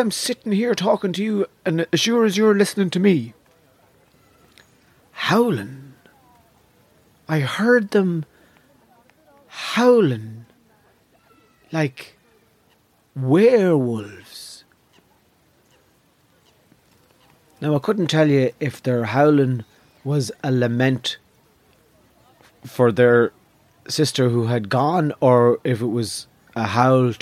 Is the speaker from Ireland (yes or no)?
yes; Navan, Leinster, Ireland; When I was growing up in Navan